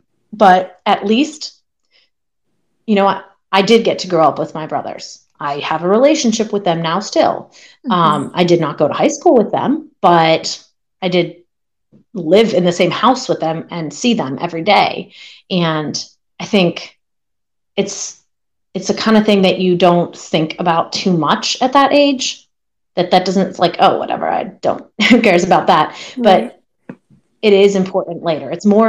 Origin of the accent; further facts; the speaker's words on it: Pennsylvania, United States; I grew up in Pennsylvania, and growing up more on the East Coast, there were just so many options of where you could train